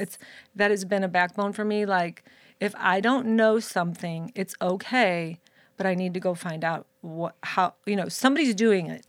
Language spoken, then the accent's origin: English; Florissant, Missouri, United States; I was born and raised in Saint Louis, Missouri, in a city called Florissant, Missouri